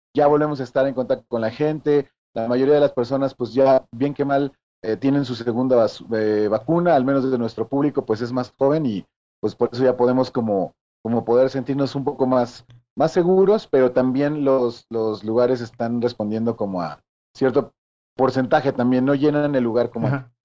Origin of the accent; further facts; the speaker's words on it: Mexico City, Mexico; Nacido y criado ahí en la Ramos Millán